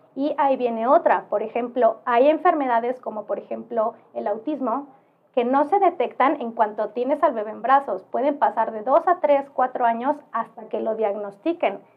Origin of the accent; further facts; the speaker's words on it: Oaxaca, Mexico; yo soy oaxaqueña